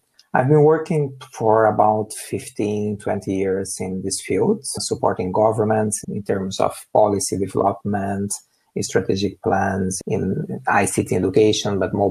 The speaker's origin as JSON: {"language": "English", "country": "Brazil", "tie": "born or raised there", "moved": "yes", "said": "I'm originally from Brazil. I grew up in a rural area"}